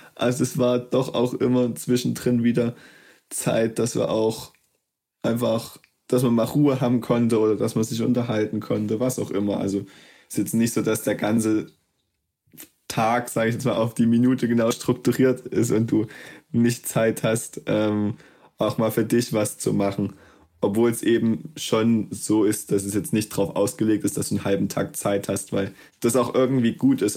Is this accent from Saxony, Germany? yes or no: yes; Plauen, Saxony, Germany; moved away as an adult; davor war ich Schüler, ähm, habe auch einfach in Plauen mein Abitur gemacht